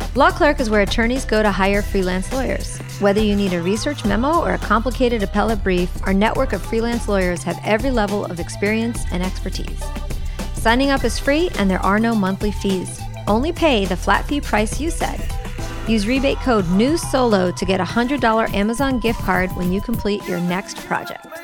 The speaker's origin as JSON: {"language": "English", "country": "Uruguay", "said": "I'm from Uruguay"}